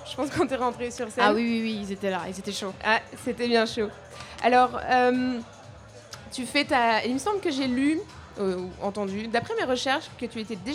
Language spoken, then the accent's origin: French; Lille, Hauts-de-France, France; Euh, pas loin de là je viens, parce que je viens de Lille, en France.